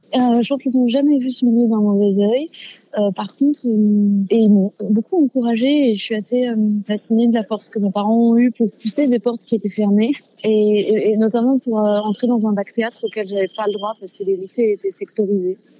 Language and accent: French; Fontenay-aux-Roses, Île-de-France, France; also born or lived in Paris 14th arrondissement; Je suis née dans le 14e et j'ai grandi en, à Fontenay-aux-Roses, dans 92